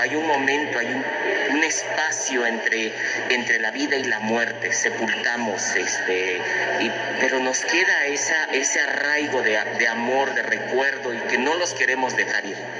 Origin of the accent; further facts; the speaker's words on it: Juchitán de Zaragoza, Oaxaca, Mexico; De mi tierra natal.